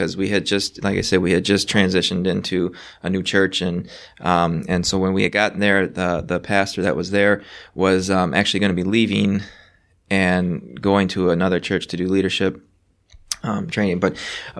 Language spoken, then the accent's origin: English; Racine, Wisconsin, United States; I was born and raised in Wisconsin, which is through Racine